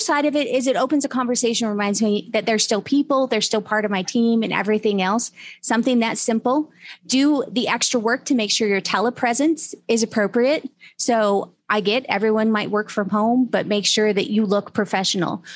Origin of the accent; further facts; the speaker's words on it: Utah, United States; moved away; I'm originally from Utah